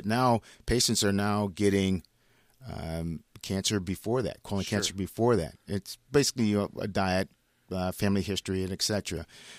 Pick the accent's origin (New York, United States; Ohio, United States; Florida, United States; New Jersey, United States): Ohio, United States; moved away as an adult; Born and raised in Ohio.